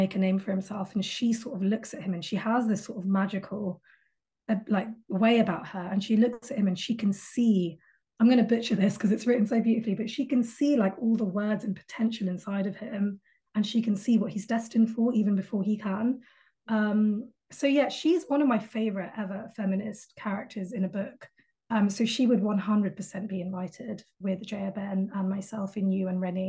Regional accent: United Kingdom; We would hop on, because we're all British, so we would all meet at King's Cross

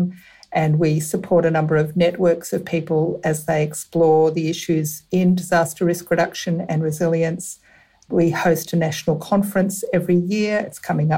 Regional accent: Western Victoria, Australia; also born or lived in Melbourne; now in Ballarat, Australia; I was born in a small country town and grew up on a farm in Western Victoria.

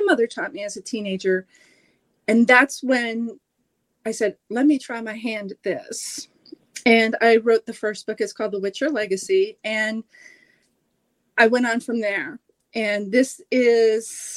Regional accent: Oregon coast, United States; I grew up on the Oregon coast

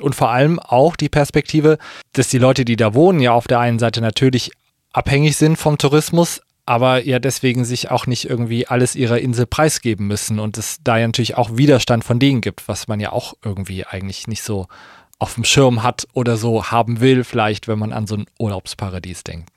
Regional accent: Kassel, Hesse, Germany; meine Heimatstadt

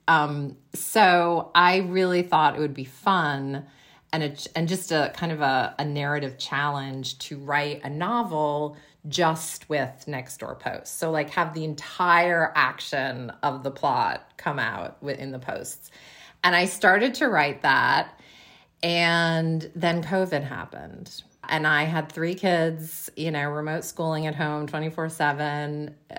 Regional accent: Western Massachusetts, United States; born or raised there; moved away as an adult; now in Seattle, United States

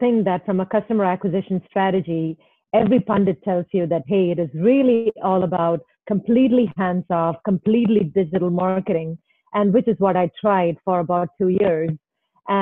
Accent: Thiruvananthapuram, Kerala, India; now in Chicago, United States; I really grew up in a very middle-class, conservative Indian family there

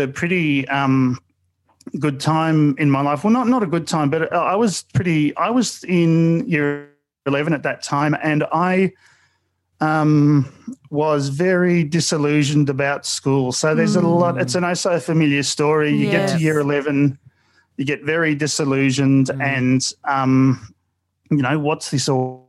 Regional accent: Mulgrave, Victoria, Australia; also born or lived in Frankston; I grew up in Mulgrave

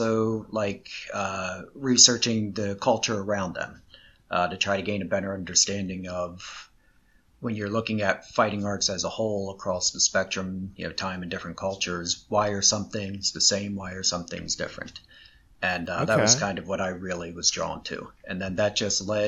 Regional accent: East Coast, United States; moved away as an adult; now in Los Angeles, United States; I grew up on the East Coast

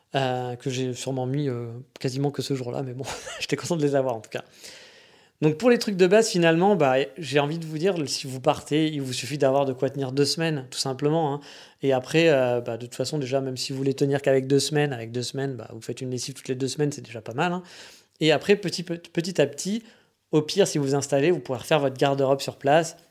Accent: France; moved away as an adult; chez nous en France

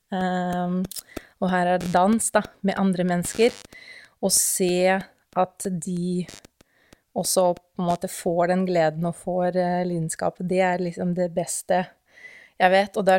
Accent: Russia; Norwegian is a second language; moved away as an adult; now in Norway; jeg kommer jo opprinnelig fra Russland, som kanskje alle kan jo høre allerede nå.

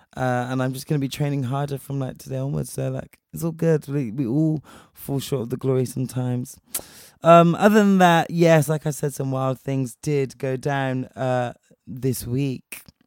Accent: Spain; moved away; I was raised in Spain

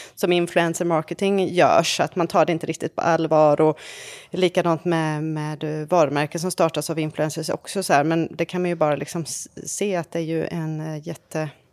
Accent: Varberg, Halland County, Sweden; now in France; min hemstad Varberg

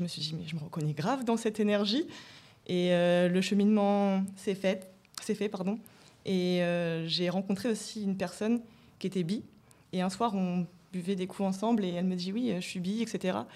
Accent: Rouen, Normandy, France; now in Paris, France; j'ai emménagé sur Paris. Et avant, je, je venais de Rouen. Et à Rouen, il y avait aucune représentation.

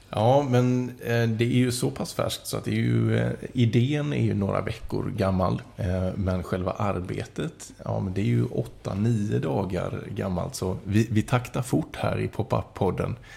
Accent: Kalmar, Kalmar County, Sweden; moved away as an adult; also born or lived in Mönsterås; now in Jönköping, Sweden; född och uppvuxen i Kalmar och i Mönsterås. Men jag har varit borta från stan i 16-17 år. Eh, då har jag bott i Jönköping

